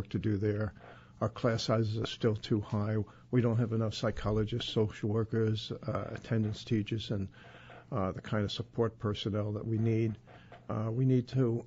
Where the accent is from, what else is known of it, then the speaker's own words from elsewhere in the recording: New York City, New York, United States; when I was brought up in South Ozone Park, I could go out and play punch ball out on the street